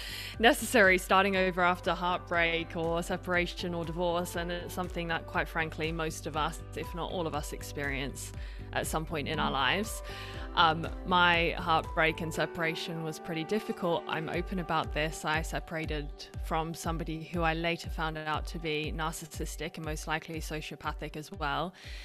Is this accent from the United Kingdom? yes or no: no; Australia; now in Switzerland; I'm Australian British. I don't know if anyone can pick my accent because it's the weirdest mix. No one knows what my accent is. And I live in Switzerland